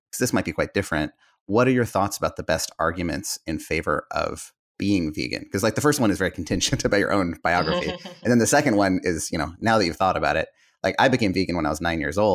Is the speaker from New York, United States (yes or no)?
no; Bay Area, Northern California, United States; I grew up in the Bay Area of Northern California